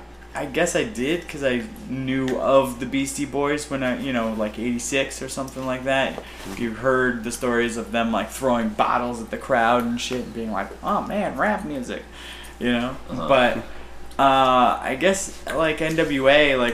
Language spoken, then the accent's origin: English; Louisville, Kentucky, United States; I was born in Louisville, Kentucky